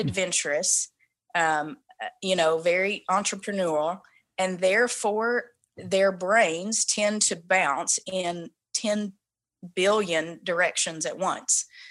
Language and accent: English; the Bible Belt, the South, United States; moved away as an adult; now in Vancouver, Canada; we come from the Bible Belt